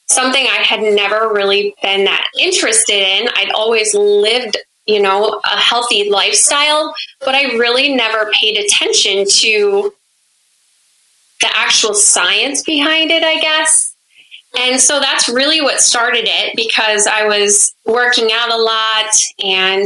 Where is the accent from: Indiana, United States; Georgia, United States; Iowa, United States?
Iowa, United States; Monona; moved away as an adult; also born or lived in Germany; now in New Jersey, United States; I grew up in a very small town of like 1500 people in Monona. It's in the northeast part of Iowa